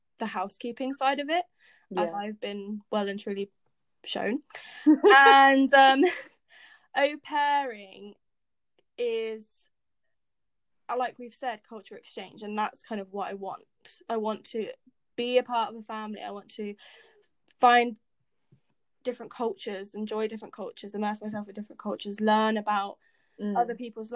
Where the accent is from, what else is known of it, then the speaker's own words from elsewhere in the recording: United Kingdom; I am an American inside a Brit